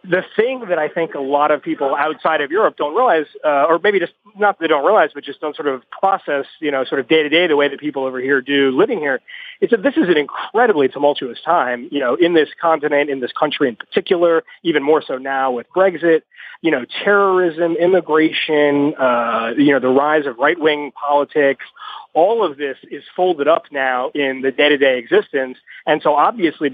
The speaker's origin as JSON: {"language": "English", "country": "United States", "said": "as an American"}